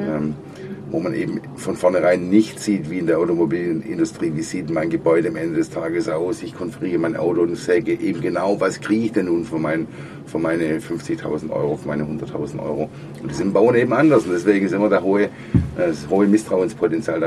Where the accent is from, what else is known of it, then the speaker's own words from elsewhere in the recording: Germany; bei uns in Deutschland